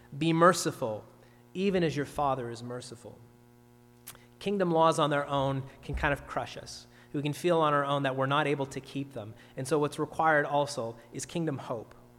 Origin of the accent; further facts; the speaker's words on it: Ontario, Canada; now in Nova Scotia, Canada; I'm from Ontario, of course